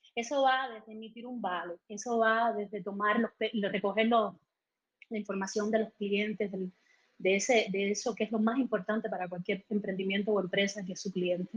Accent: Holguín, Cuba; moved away; also born or lived in Havana; nací en Holguín, no sé si lo había dicho, no soy de La Habana

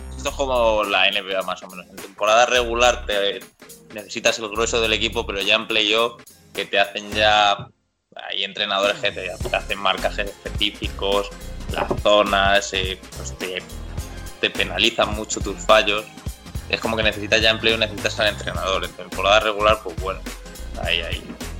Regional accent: Getafe, Community of Madrid, Spain; soy de Getafe, empecé jugando aquí en el antiguo Getafe Beta

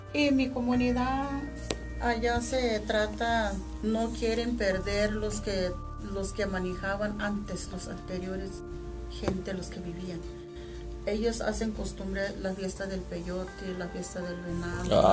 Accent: Nayarit, Mexico; moved away as an adult; now in Durango, Mexico; Por eso yo abandoné mi tierra.

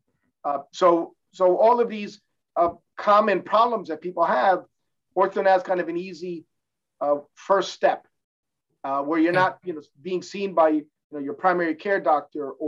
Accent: New Jersey, United States; moved away; also born or lived in Cuba / New York / Pittsburgh / Germany; I was born in Cuba, then grew up in New Jersey

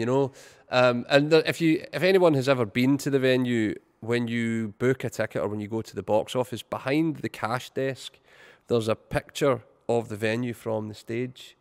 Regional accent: Irvine, Scotland, United Kingdom; my hometown of Irvine.

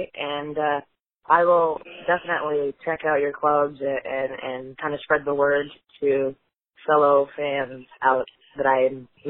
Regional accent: Northern Arizona, United States; now in Phoenix, United States; I'm an Arizona native, but not really. I grew up in Northern Arizona

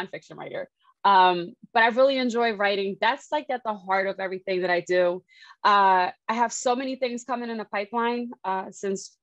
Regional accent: Philadelphia, Pennsylvania, United States; I'm a girl from Philly. Mm-hmm. I'm the youngest. I have two older brothers, so I have a pretty ratchet, rough side of me. Mm-hmm. Grew up playing basketball

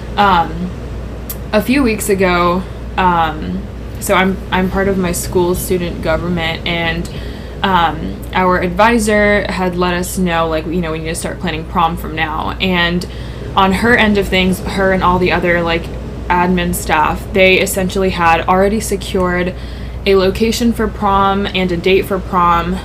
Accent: United States; we're all pretty much born and raised in America

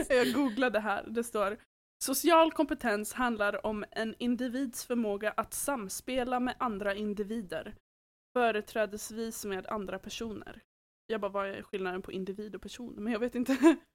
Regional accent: Åland, Finland; accent: Åland Swedish; now in Sweden; För att när jag åker hem till Åland, då vänder jag väldigt direkt och börjar prata åländsk

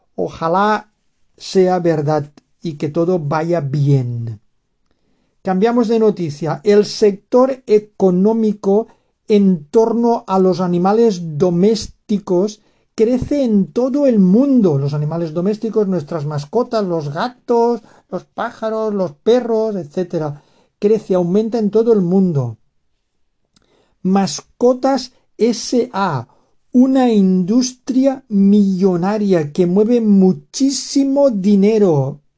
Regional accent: Valencian Community, Spain; Cheste está en la comunidad valenciana de donde yo soy

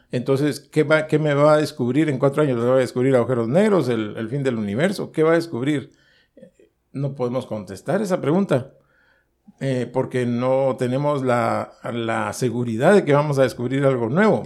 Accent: Guatemala; yo, vengo de Guatemala

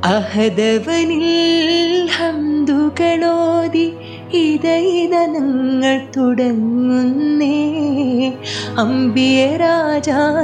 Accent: Thamarassery, Kerala, India; എൻ്റെ വീട് കാലിക്കറ്റ് താമരശ്ശേരിയാണ്

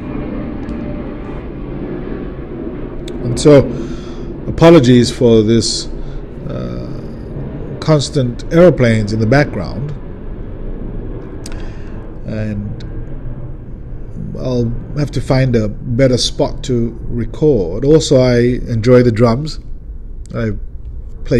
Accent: South Africa; now in California, United States; a South African Californian

